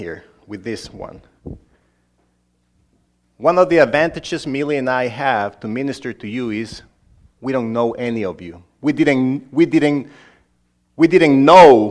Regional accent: Honduras; English is a second language; moved away; this guy from Honduras ended up being a preacher there

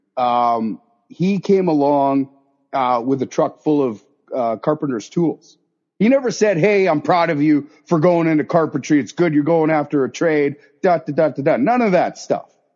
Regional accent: southern Okanagan, British Columbia, Canada; I grew up down in the Okanagan, southern Okanagan, down in southern BC here

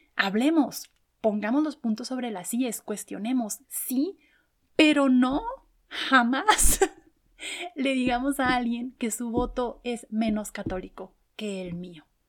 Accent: Chihuahua, Mexico; en el estado de donde soy, en Chihuahua

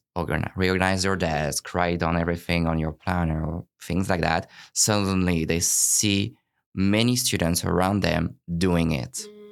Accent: France; now in Vancouver, Canada; I'm originally from France

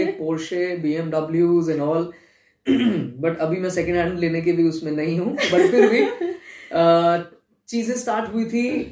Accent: Jaipur, Rajasthan, India; moved away as an adult; also born or lived in Mumbai; मैं यहाँ आ गया कि मेरा होम टाउन है

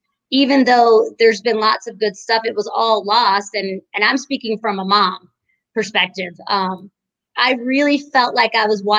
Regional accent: United States; as an American, I was just disappointed.

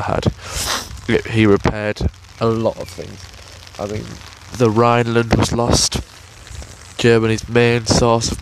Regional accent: England, United Kingdom; I'm from England, by the way, if you can tell by the accent

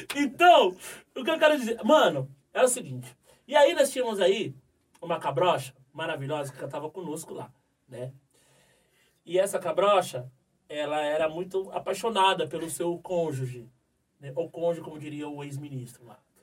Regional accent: São Paulo, Brazil; Somos todos oriundos de, de, da periferia de São Paulo, muitos aqui da própria Zona Sul.

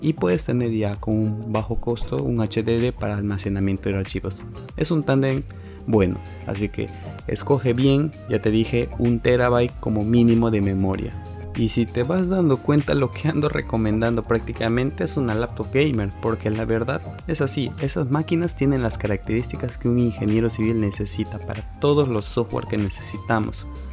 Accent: Peru; terminar la carrera en mi país, Perú

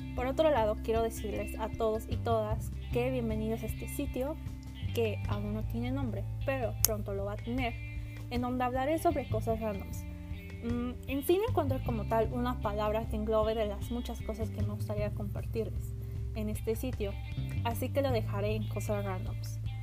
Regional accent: central Mexico, Mexico; soy de México, eh, del centro de México

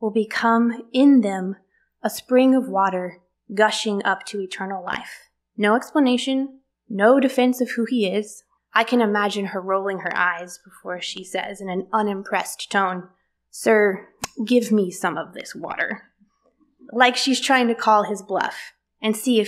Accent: the South, United States; born and raised in the South

